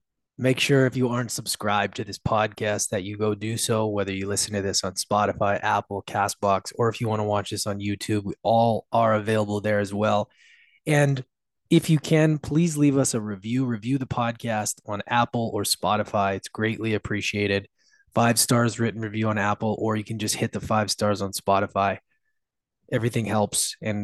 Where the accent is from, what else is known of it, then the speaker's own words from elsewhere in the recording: Canada; also born or lived in Edmonton; I'm Canadian